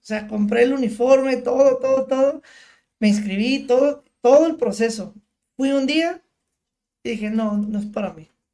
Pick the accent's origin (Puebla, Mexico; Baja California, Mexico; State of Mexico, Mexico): Baja California, Mexico; Tijuana; por vivir en la frontera, pues, vivir, nacer aquí, crecer toda la vida aquí